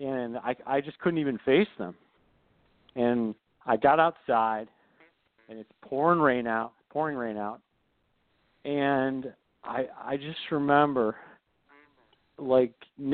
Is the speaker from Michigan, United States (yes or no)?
yes; Michigan, United States; I grew up in Michigan, and my whole life I always wanted to attend the University of Michigan